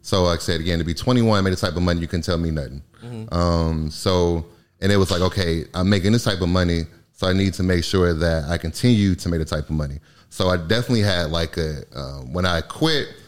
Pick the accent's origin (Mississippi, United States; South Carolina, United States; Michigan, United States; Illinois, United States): Michigan, United States; moved away; I'm from Michigan originally